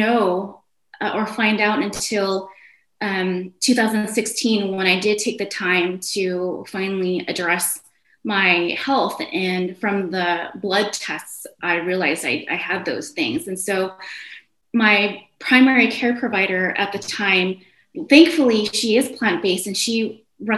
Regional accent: North Dakota, United States; also born or lived in Indonesia; now in California, United States; I ended up growing up in the Midwest, primarily in North Dakota. In the year 2000, my family and I moved to California, and we have been here ever since

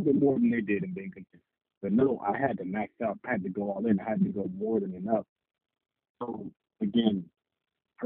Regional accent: California, United States; I grew up in California.

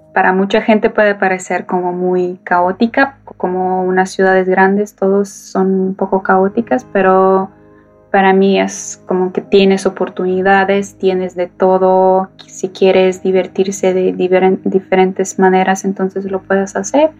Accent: Kyiv, Ukraine; Spanish is a second language; moved away as an adult; now in Poland; Yo nací en Kiev, Ucrania, pues, toda la vida en Kiev

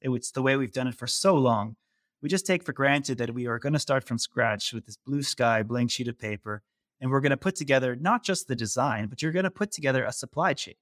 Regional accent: California, United States; moved away as an adult; now in Netherlands; I'm originally from the U S. I grew up in California

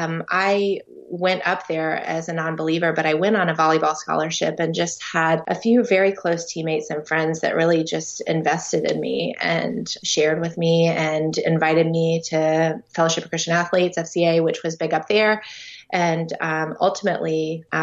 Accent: Tallahassee, Florida, United States; now in Tampa, United States; I am from Tallahassee, but currently live in Tampa, Florida

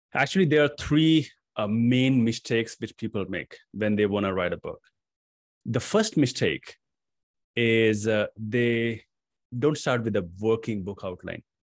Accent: Patna, Bihar, India; moved away as an adult; also born or lived in New Delhi, India; my hometown, which is Patna

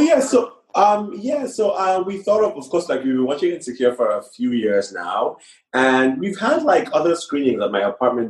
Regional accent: Nigeria; moved away as an adult; now in London, United Kingdom; I grew up primarily in Nigeria.

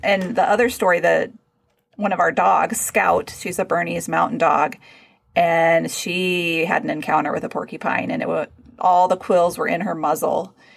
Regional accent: Texas, United States; moved away; growing up in Texas

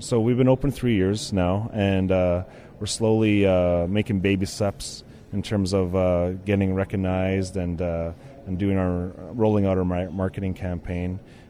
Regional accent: Alberta, Canada; I'm a Blackfoot from the Siksika Nation.

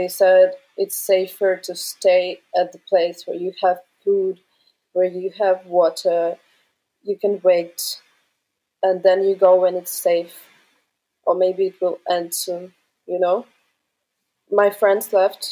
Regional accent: Kyiv, Ukraine; moved away; from Kyiv

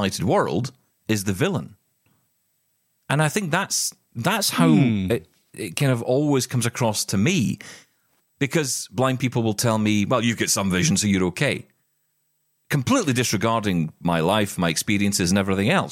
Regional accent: Glasgow, Scotland, United Kingdom; I'm from Glasgow

